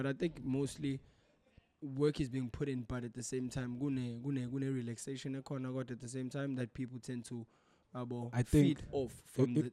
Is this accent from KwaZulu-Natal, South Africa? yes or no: yes; Durban, KwaZulu-Natal, South Africa; we're born and bred in Durban.